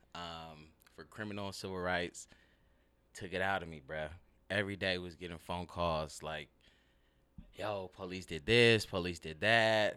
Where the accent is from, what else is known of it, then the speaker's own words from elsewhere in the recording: Ontario, California, United States; moved away as an adult; also born or lived in Liberia; now in Seattle, United States; grew up in L A. More specifically, Ontario